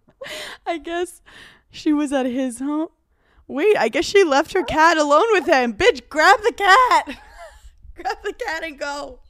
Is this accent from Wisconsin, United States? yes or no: no; New York City, New York, United States; I grew up in Brooklyn